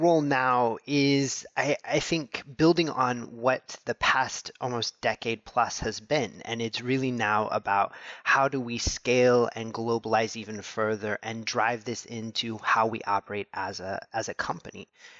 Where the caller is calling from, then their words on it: St. Louis, Missouri, United States; So I'm coming to you from St. Louis, Missouri in the U.S.